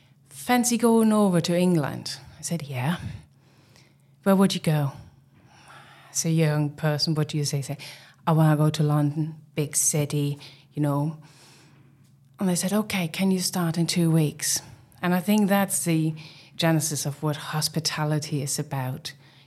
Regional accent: East Germany, Germany; English is a second language; moved away; Yeah, I mean, I'm originally from Germany, from East Germany. And I think I started off as a kitchen porter back in the days as a teenager.

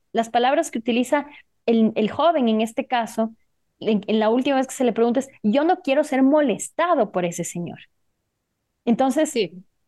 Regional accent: Ecuador; aquí en mi país, Ecuador

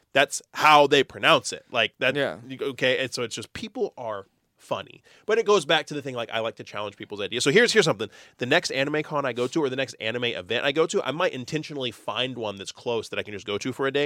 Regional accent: Texas, United States; I'm from Texas.

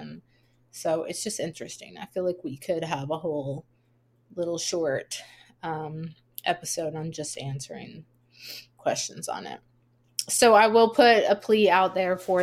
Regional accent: South Louisiana, United States; I grew up in South Louisiana

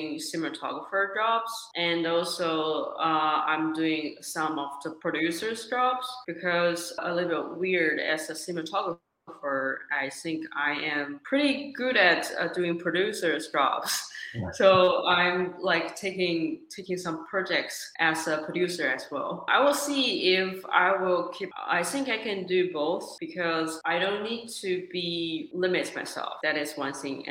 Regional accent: China; moved away as an adult; also born or lived in Australia; now in Los Angeles, United States; originally I'm from China. So I was born in China and I went to Australia for, like I said, undergrad study

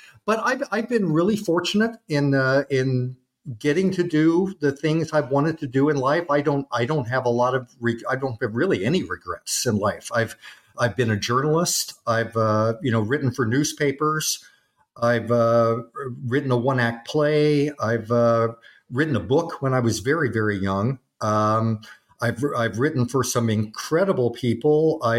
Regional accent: Freeman, South Dakota, United States; also born or lived in Kansas City / Chicago / Omaha; I was born in Kansas City. We lived in Chicago when I was very young, moved to Omaha, and then they transferred him to a territory in South Dakota. And he just happened across this really wonderful town by the name of Freeman.

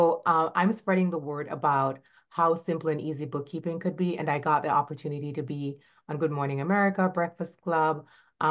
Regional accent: Saint Elizabeth, Jamaica; moved away as an adult; now in Florida, United States; I am from Jamaica, was born in a little a parish, we call them, St. Elizabeth, Jamaica, rural area, loved growing up in the country

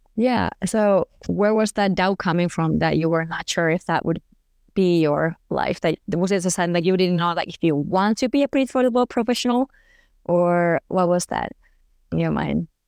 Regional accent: Finland; moved away as an adult; also born or lived in Germany; I'm from Finland

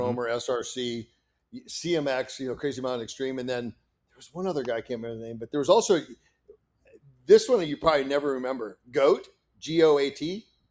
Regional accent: Kanawha, Iowa, United States; I grew up in northern Iowa

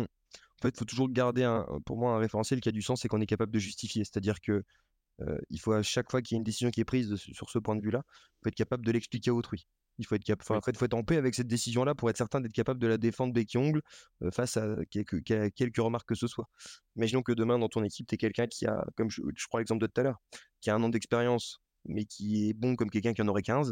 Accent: Lorraine, Grand Est, France; also born or lived in Paris; now in Nantes, France; j'ai été élevé en Lorraine, donc dans une comme beaucoup de Lorrains

